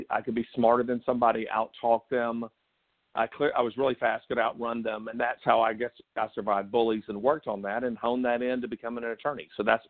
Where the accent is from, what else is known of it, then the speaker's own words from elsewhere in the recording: Dothan, Alabama, United States; I grew up – we moved around a lot, but mainly in a town called Dothan, Alabama, which is in the southeast center of Alabama.